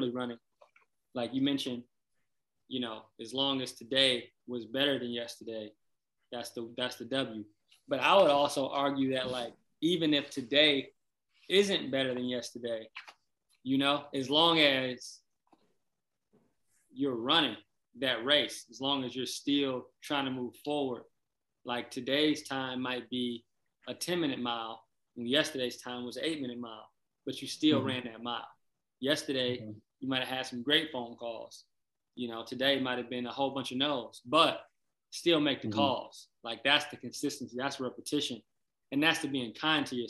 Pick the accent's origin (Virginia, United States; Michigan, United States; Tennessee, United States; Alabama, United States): Michigan, United States; Flint; also born or lived in Detroit, Michigan / Kalamazoo, Michigan; I'm from Flint, Michigan, originally. Born in Flint, raised in Flint for a little bit, then moved to Detroit, Joy Road in Granville, then moved to Kalamazoo, then moved back to Flint, and then moved back to Kalamazoo for high school